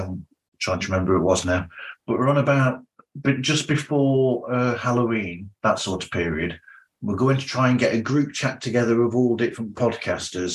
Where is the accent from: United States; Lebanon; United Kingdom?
United Kingdom; England; I'm English